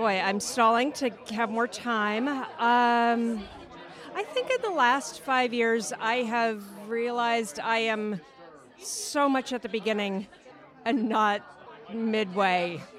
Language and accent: English; Oakland, California, United States; I'm from Oakland, California.